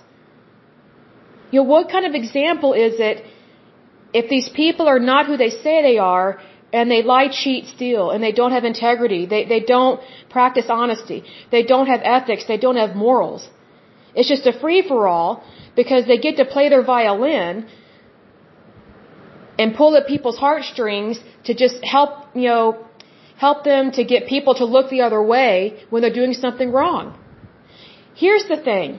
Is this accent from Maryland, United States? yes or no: no; Oklahoma, United States; I'm from Oklahoma